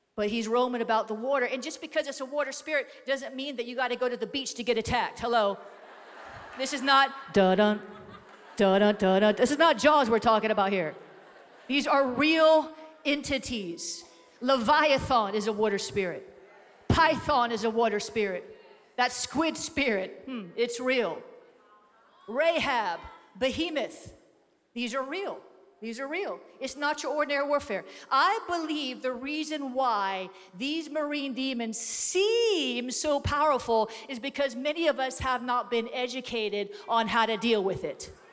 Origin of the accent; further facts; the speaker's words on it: Florida, United States; I come from Florida, where we have more pythons per capita than any other state in the US